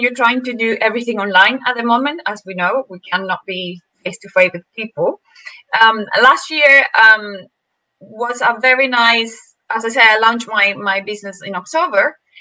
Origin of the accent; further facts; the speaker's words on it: Venezuela; moved away; I'm from Venezuela